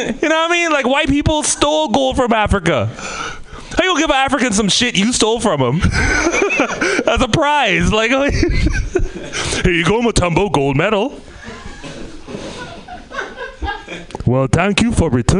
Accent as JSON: {"language": "English", "country": "Trinidad & Tobago", "also_born_or_lived": "Bay Area / Oakland", "moved": "yes", "said": "I came from the Caribbean. By from the Caribbean, Trinidad and Tobago"}